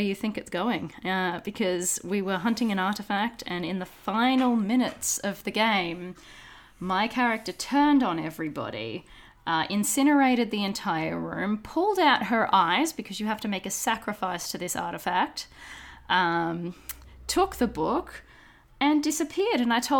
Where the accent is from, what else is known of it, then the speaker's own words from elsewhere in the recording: Brisbane, Queensland, Australia; moved away as an adult; now in Melbourne, Australia; A bunch of us up in Brisbane, so in my hometown